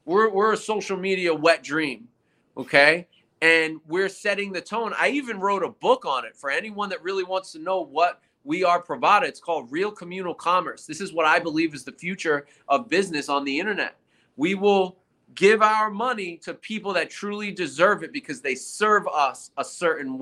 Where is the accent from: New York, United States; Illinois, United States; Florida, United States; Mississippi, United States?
New York, United States; New York City; I'm a New York City guy